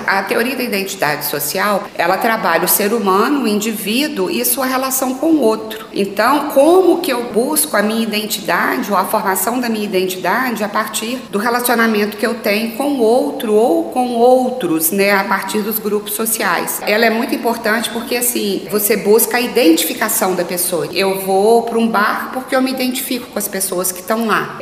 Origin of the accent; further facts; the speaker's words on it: Manhumirim, Minas Gerais, Brazil; moved away as an adult; now in Belo Horizonte, Brazil; Eu vim para Belo Horizonte há, há 20 anos, né? Eu sou natural de Manhumirim